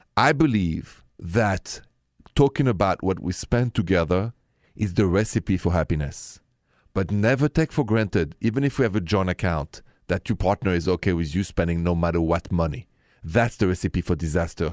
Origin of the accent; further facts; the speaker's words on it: France; accent: thick French; English is a second language; my thick accent is still French.